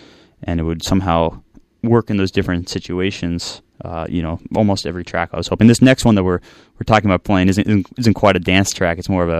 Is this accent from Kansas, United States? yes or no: no; Bay Area, California, United States; also born or lived in Los Angeles / West Africa; I grew up in the Bay Area, and then I lived in LA and lived in West Africa, and back in the Bay Area now